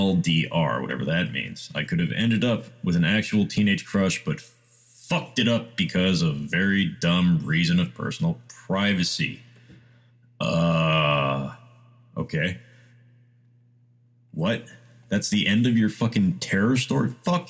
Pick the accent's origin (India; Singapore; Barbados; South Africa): India; I'm Indian, and there's this South Indian dish called masala dosa